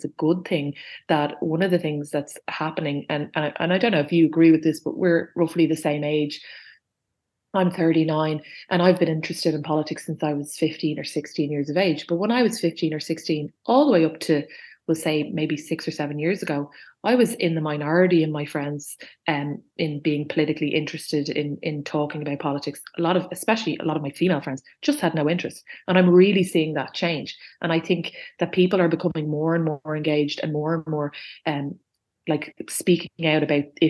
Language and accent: English; Dublin, Leinster, Ireland; I grew up on Bath Avenue, and it's kind of the border of Sandymount and Ringsend